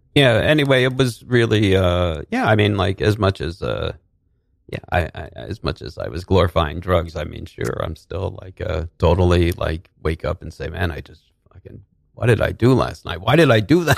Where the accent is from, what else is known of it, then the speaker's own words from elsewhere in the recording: New Rochelle, New York, United States; also born or lived in Manhattan, New York; I grew up, I was born in Manhattan. We grew up, I grew up in Westchester, in New Rochelle.